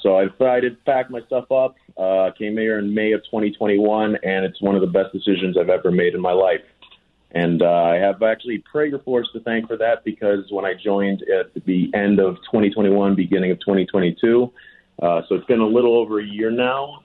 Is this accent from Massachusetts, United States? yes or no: yes; North Shore, north of Boston, Massachusetts, United States; moved away as an adult; also born or lived in Manila, Philippines; now in Los Angeles, United States; I grew up outside of Boston, Massachusetts